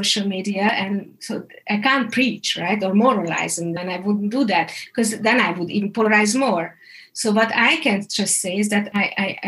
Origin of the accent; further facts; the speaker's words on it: Hungary; I'm coming from Hungary, and growing up in a communistic system, there was one media and nobody trusted it